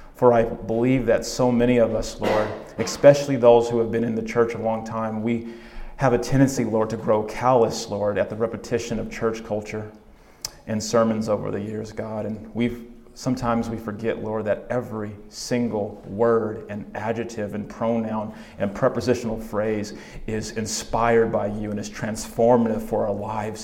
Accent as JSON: {"language": "English", "region": "California", "country": "United States", "moved": "yes", "lives_now": "Oregon, United States", "said": "I'm originally from California"}